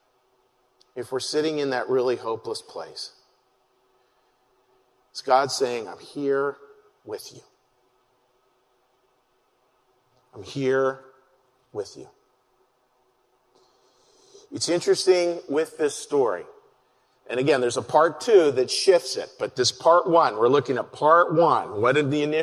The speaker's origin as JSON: {"language": "English", "town": "Pittsburgh", "region": "Pennsylvania", "country": "United States", "moved": "as an adult", "lives_now": "Philadelphia, United States", "said": "I was from the Pittsburgh area."}